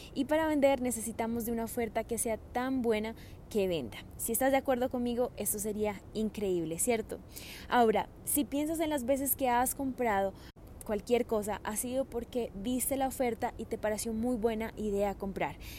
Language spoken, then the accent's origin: Spanish; Colombia; moved away as an adult; also born or lived in Australia; cuando me vine de Australia a vivir nuevamente a Colombia